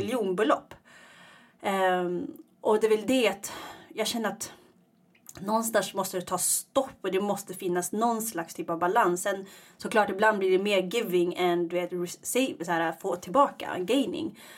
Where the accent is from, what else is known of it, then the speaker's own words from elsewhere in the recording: Iggesund, Gävleborg County, Sweden; moved away as an adult; also born or lived in Eritrea; now in Stockholm, Sweden; Jag är uppvuxen i Iggesund